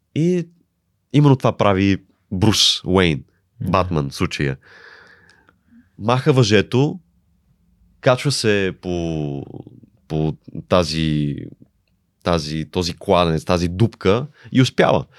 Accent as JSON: {"language": "Bulgarian", "country": "Bulgaria", "also_born_or_lived": "Italy", "moved": "as an adult", "said": "аз съм от България"}